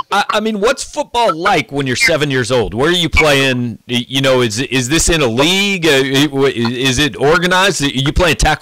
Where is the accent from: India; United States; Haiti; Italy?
United States; Missouri; I mean, growing up in Missouri, you know, this is going to happen sometimes.